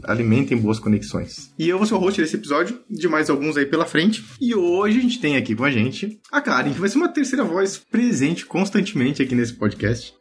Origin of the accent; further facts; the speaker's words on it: Santa Catarina, Brazil; also born or lived in Blumenau, Santa Catarina; sou catarinense, moro aqui em Blumenau, em Santa Catarina.